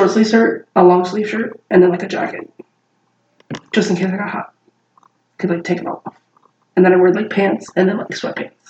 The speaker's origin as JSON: {"language": "English", "region": "Louisiana", "country": "United States", "tie": "born or raised there", "also_born_or_lived": "Colorado", "moved": "yes", "said": "this is my hometown"}